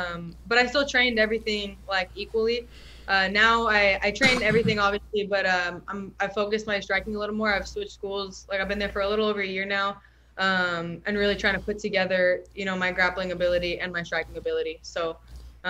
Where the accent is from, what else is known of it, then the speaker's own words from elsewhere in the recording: Norwalk, California, United States; I'm from Norwalk, California, born and raised